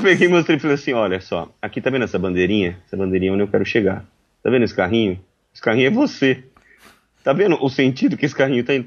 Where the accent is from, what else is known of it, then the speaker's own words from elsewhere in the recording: Brazil; eu sou brasileiro